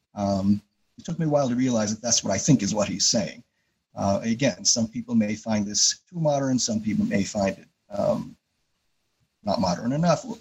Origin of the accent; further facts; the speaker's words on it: Yonkers, New York, United States; moved away as an adult; now in Rochester, United States; I grew up in Yonkers, New York, so just north of New York City.